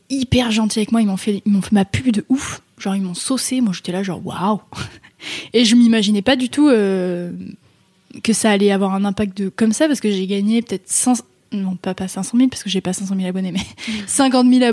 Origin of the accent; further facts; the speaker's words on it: Méribel, Auvergne-Rhône-Alpes, France; moved away as an adult; also born or lived in Chambéry; now in Paris, France; j'ai grandi à Méribel.